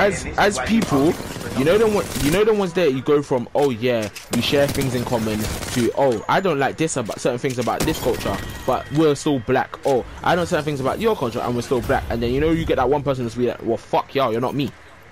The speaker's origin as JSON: {"language": "English", "country": "Jamaica", "said": "as a Jamaican, I'll be like, the things that make me proud of my skin and stuff like that is my music, my culture"}